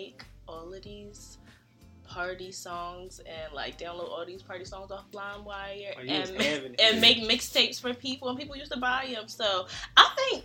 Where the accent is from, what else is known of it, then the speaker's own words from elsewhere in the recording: Philadelphia, Pennsylvania, United States; I was born in South Philly, but I'll say I was like raised in West.